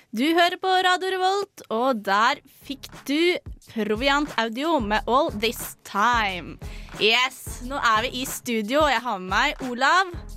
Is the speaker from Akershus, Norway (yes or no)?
yes; Fetsund, Akershus, Norway; hjemme i Fetsund er jeg kjent som